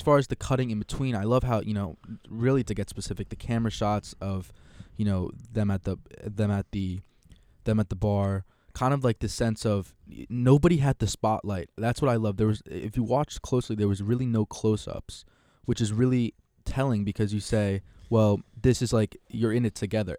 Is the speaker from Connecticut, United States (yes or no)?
yes; Connecticut, United States; I'm from Connecticut